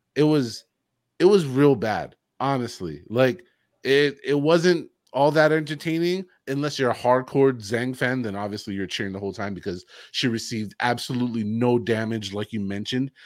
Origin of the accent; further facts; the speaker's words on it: United States; as an American